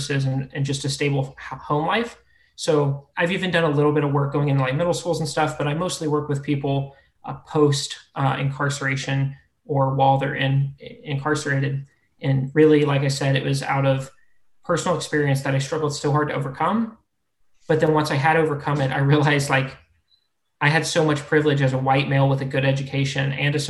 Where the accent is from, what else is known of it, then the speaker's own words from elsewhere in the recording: Florida, United States; moved away; also born or lived in Ohio; I grew up in Florida, moved to Ohio, went to school